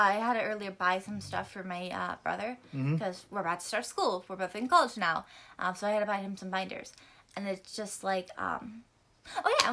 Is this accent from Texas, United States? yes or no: no; North Carolina, United States; we're from North Carolina